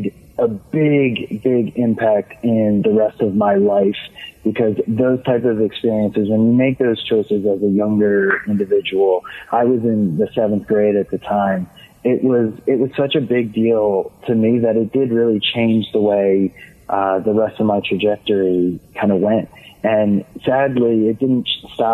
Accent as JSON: {"language": "English", "town": "Atlantic City", "region": "New Jersey", "country": "United States", "tie": "born or raised there", "said": "I grew up in Atlantic City, New Jersey"}